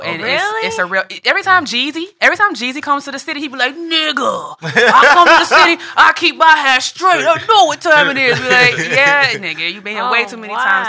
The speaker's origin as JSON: {"language": "English", "town": "Chicago", "region": "Illinois", "country": "United States", "tie": "born or raised there", "said": "I am originally from Chicago, Chi-Town in the building."}